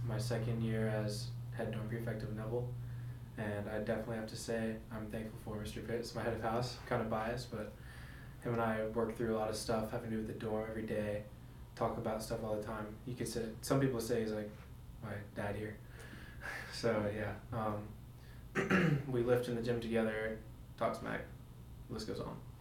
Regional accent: Bahamas; now in United States; I'm originally from the Bahamas

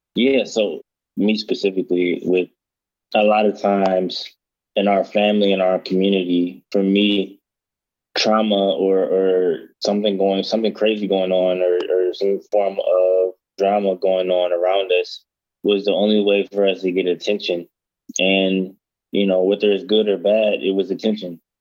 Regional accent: Detroit, Michigan, United States; I'm from Detroit, and I grew up in Detroit

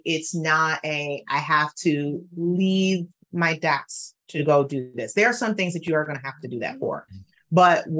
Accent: Detroit, Michigan, United States; I'm from Detroit. I graduated from Detroit Public Schools

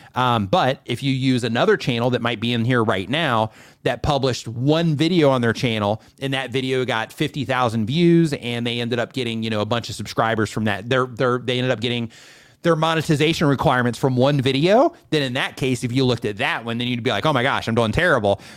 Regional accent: United States; moved away; I'm an American.

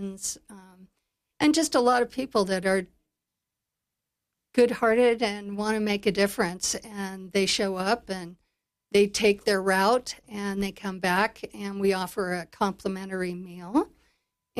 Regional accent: Big Horn, Wyoming, United States; I grew up here. I grew up in Bighorn, and I was raised to be in service.

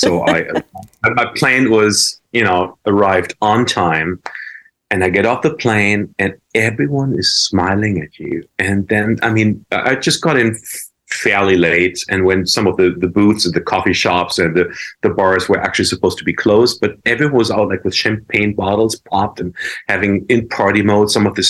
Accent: New York City, New York, United States; especially where I'm from New York City.

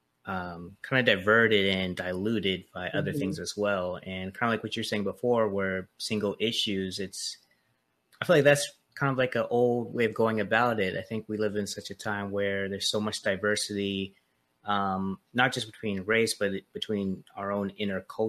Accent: Charleston, South Carolina, United States; moved away; I'm really glad I grew up in Charleston

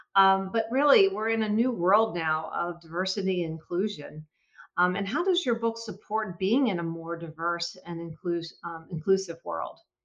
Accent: Philadelphia, Pennsylvania, United States; I'm from Philadelphia

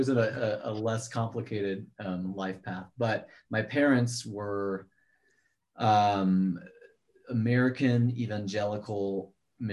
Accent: Kenya; born or raised there

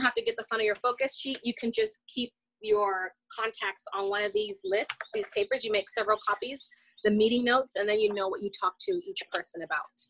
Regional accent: Los Angeles, California, United States; moved away; I'm from Los Angeles. I'm originally from Los Angeles.

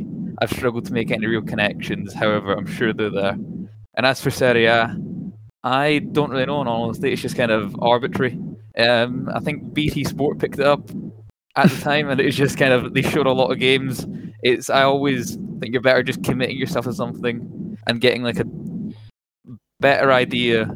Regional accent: Scotland, United Kingdom; accent: Scottish; accent-wise, you can probably pick it up. I'm Scottish

